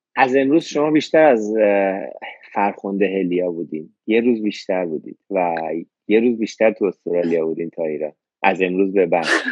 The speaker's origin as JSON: {"language": "Persian", "country": "Iran", "moved": "as an adult", "lives_now": "Australia", "said": "منم ده سال از ایران اومدم بیرون"}